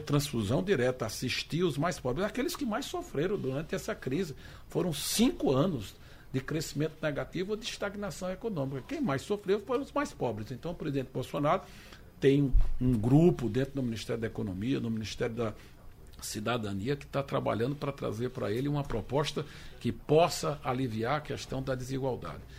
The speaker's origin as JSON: {"language": "Portuguese", "area": "Sertão", "region": "Pernambuco", "country": "Brazil", "said": "Eu sou sertanejo."}